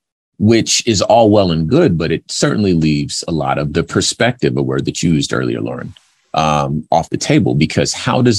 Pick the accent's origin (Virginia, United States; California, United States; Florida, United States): California, United States; Los Angeles; I'm from Los Angeles. This is where I was born, so I remember it when I was younger